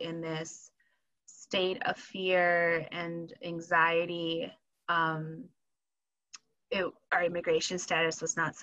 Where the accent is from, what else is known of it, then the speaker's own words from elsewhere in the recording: Wisconsin, United States; also born or lived in Michoacán, Mexico / California; I was seven when we moved to Wisconsin